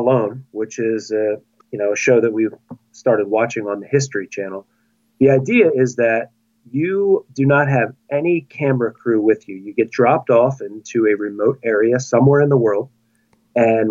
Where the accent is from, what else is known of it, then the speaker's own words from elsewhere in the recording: Chalfont, Pennsylvania, United States; I am a 41-year-old high school teacher from Chalfont, Pennsylvania, which is just outside of Philadelphia